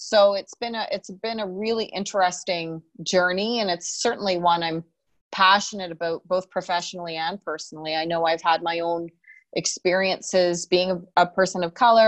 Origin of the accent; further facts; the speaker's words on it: Calgary, Alberta, Canada; And I was born here, born and raised in Canada.